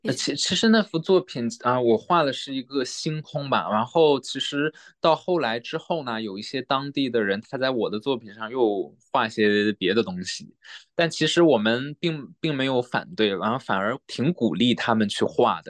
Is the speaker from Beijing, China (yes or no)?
no; Dalian, Liaoning, China; moved away as an adult; also born or lived in Melbourne, Australia / Shenyang, China; now in Hobart, Australia; 我是来自中国辽宁大连，然后在澳洲有八年多了 前三年在墨尔本，哦，现在是在塔州霍巴特，过来是留学的